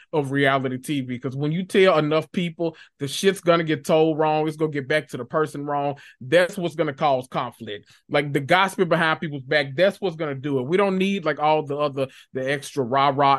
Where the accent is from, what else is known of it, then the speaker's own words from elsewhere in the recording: Memphis, Tennessee, United States; I was born and raised in North Memphis, Tennessee, that, the, the hood of all hoods